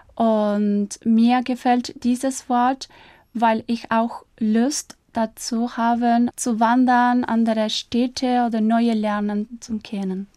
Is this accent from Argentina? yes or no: yes; Buenos Aires, Argentina; German is a second language; ich bin Argentinierin und Italienerin, aber ich bin im Jahr 1988 in Buenos Aires geboren